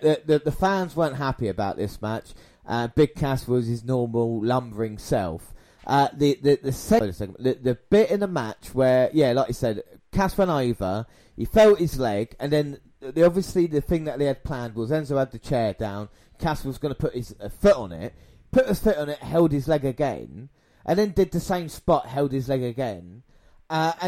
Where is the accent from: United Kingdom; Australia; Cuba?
United Kingdom; England; us as British wrestling fans, English fans